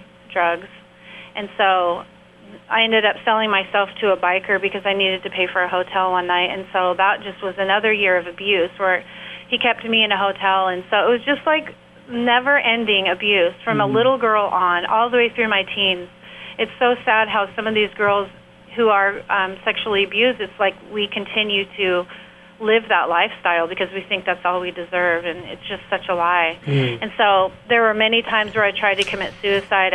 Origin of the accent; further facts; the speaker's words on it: San Diego, California, United States; I grew up in San Diego in an abusive household